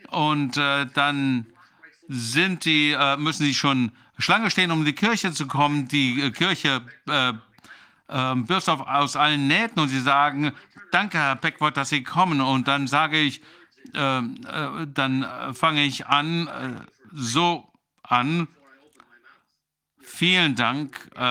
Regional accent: Newfoundland and Labrador, Canada; Ich bin ja in Neufundland geboren. Ähm, meine Eltern kommen aus der Hauptstadt ähm, ähm von ähm, Neufundland. Und äh, viele Menschen äh, wachsen auf dem Land auf, ich auch.

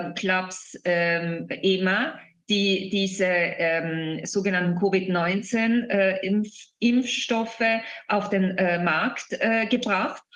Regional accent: Italy; bei uns in Italien

